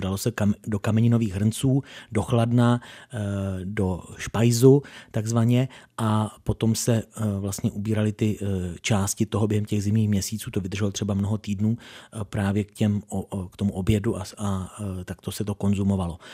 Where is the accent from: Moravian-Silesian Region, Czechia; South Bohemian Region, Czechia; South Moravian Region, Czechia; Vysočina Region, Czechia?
South Bohemian Region, Czechia; Doudleby; mé rodné obci Doudleby